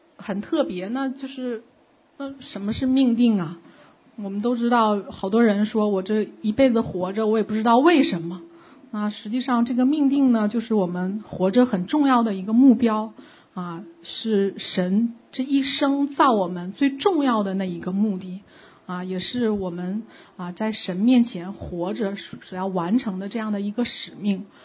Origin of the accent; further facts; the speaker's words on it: China; moved away; 我的小时候在中国大陆的背景是